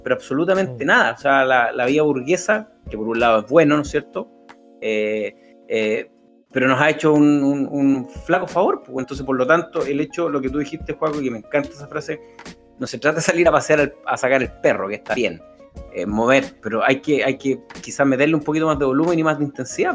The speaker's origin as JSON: {"language": "Spanish", "town": "Concepción", "region": "Biobío", "country": "Chile", "tie": "born or raised there", "said": "cuando chico, con mi abuela en Concepción íbamos a la Vega Monumental, que donde vivíamos nos eran cuatro o cinco cuadras"}